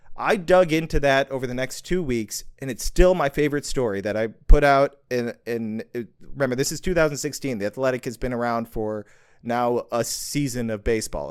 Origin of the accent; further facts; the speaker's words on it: Libertyville, Illinois, United States; I was born in Libertyville, Illinois in nineteen eighty. So, I grew up there all my life